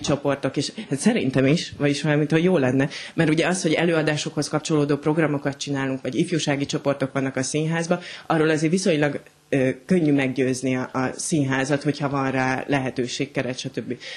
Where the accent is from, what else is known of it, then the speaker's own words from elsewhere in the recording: Hungary; also born or lived in Berlin, Germany; mondjuk vidéken nőttem föl